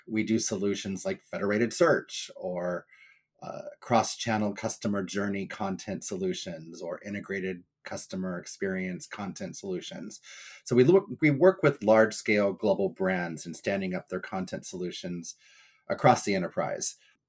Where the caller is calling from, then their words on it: Cape Cod, Massachusetts, United States; I am hailing from Cape Cod, Massachusetts, so it's nice and sunny here today.